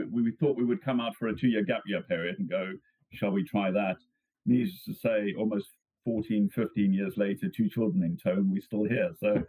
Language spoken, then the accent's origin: English; South Africa; Growing up in South Africa